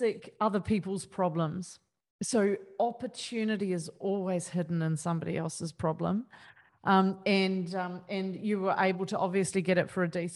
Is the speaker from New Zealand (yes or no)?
yes; New Zealand; I'm a Kiwi.